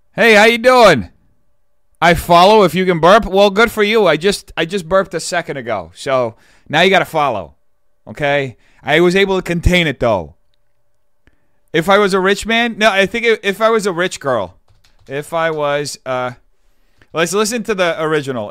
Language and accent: English; São Paulo, Brazil; moved away; Sao Paulo Fashion Week is like the New York Fashion Week for my hometown